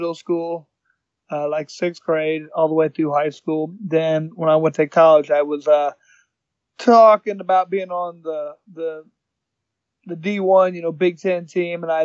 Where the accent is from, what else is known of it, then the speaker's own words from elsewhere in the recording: Indianapolis, Indiana, United States; also born or lived in Bloomington, Indiana; I was born in Indianapolis, 1974. Been living here most of my life